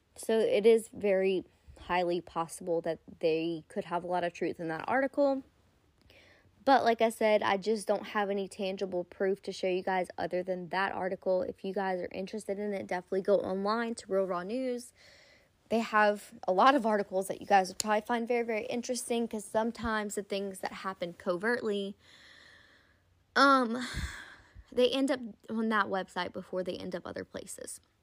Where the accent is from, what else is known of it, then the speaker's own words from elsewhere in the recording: United States; I am American born citizen